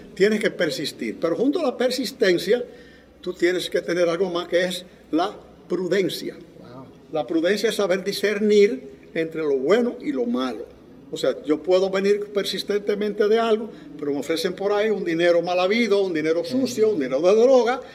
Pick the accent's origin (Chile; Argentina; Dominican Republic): Dominican Republic; La Vega; moved away as an adult; also born or lived in New York, United States; yo nací en el Nápoles, el Nápoles es una barriada de La Vega